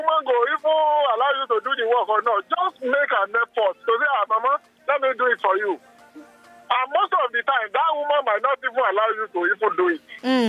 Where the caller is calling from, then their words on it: Ikorodu, Lagos, Nigeria; I'm calling from Ikorodu.